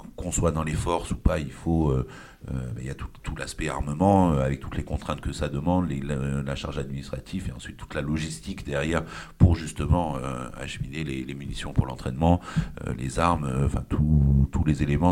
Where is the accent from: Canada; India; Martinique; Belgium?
India; Puducherry; moved away as an adult; now in France; j'ai grandi en Inde, je suis, je suis, arrivé en France en 2006. Euh, puisque j'ai eu mon bac euh, là-bas au lycée français de Pondichéry